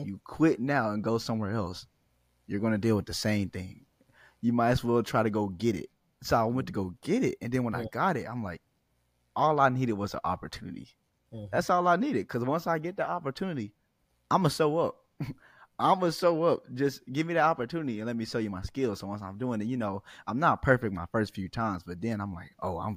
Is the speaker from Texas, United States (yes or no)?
yes; Fort Worth, Texas, United States; I'm from Fort Worth